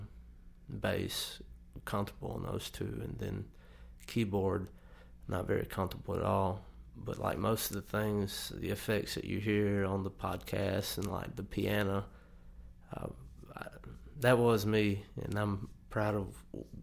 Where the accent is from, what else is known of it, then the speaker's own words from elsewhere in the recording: Kennedy, Alabama, United States; since I've moved back to my hometown in Kennedy around the Tuscaloosa area